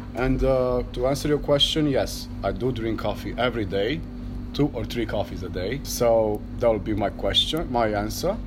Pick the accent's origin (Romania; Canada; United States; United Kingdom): Romania; Cluj-Napoca, Cluj County; I'm from Cluj, Romania